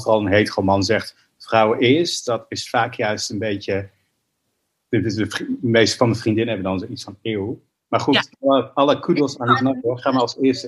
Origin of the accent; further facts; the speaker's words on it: Israel; also born or lived in New York; now in Amsterdam, Netherlands; Ik ben geboren in Israël.